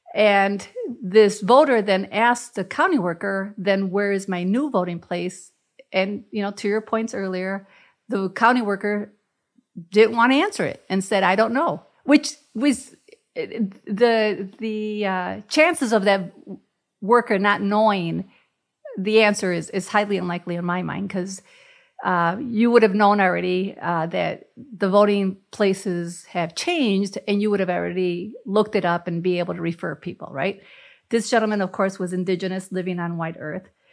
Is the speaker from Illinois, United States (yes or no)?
yes; Chicago, Illinois, United States; moved away; growing up in Chicago and the barrio